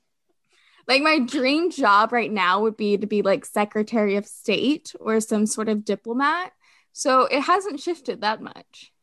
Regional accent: Fort Worth, Texas, United States; also born or lived in France; I'm from Fort Worth, Texas. I currently live back in Fort Worth, Texas

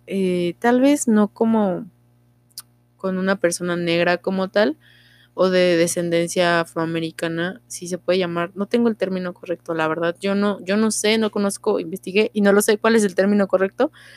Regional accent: Mexico; yo soy mexa

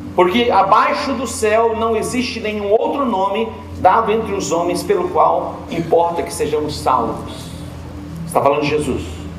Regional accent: Portugal; como português

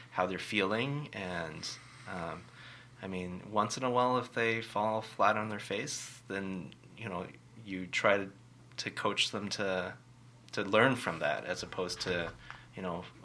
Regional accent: Richmond, United States; I come from Richmond, and you come from Richmond. I, I know in Richmond, I grew up uh, going through a system that was very much about student leadership.

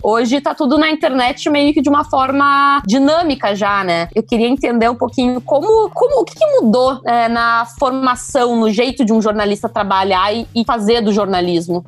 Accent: Rio Grande do Sul, Brazil; da minha cidade natal, do meu estado, que é o Rio Grande do Sul

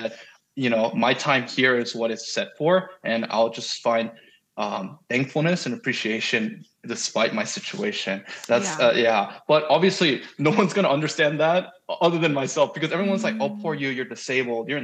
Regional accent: United States; I'm a foreigner, because I'm Korean American. I speak Korean pretty comfortably

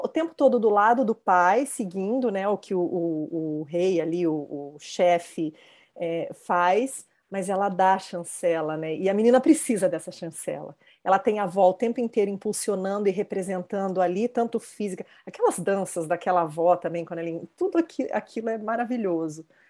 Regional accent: near São José do Rio Preto, São Paulo, Brazil; Rio Preto, pertinho da minha terra

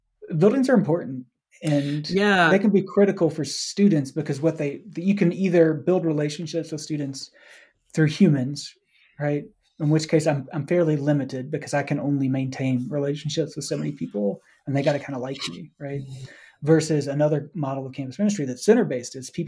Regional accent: Lincoln County, North Carolina, United States; moved away; I grew up in Lincoln County, which is right there connected to the center of the NASCAR world.

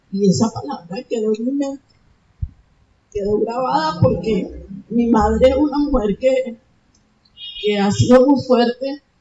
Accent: Caracas, Capital District, Venezuela; moved away as an adult; now in Santa Marta, Colombia; yo vengo de Venezuela, del distrito capital, Caracas, y de verdad que yo nunca en ningún momento pensé en salir de mi país porque bueno, yo tengo a mi madre todavía allá, mi padre, eh, mi hijo menor vive allá

